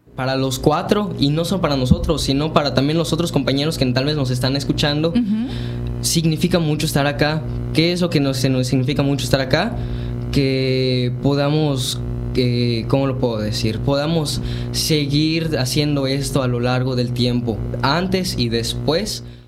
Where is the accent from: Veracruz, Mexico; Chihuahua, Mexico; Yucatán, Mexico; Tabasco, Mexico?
Yucatán, Mexico; lo que nos representa como yucatecos